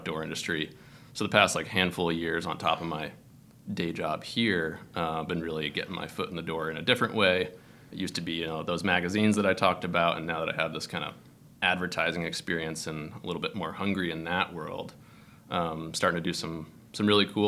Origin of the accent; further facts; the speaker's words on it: Weston, Vermont, United States; I grew up in Weston, Vermont